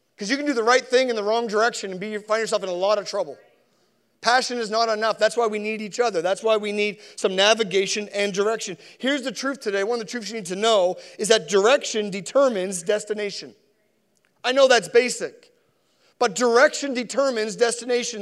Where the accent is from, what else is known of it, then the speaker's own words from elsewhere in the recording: Sackville, Nova Scotia, Canada; also born or lived in Spryfield, Nova Scotia; I was born in Spryfield, I was raised in Sackville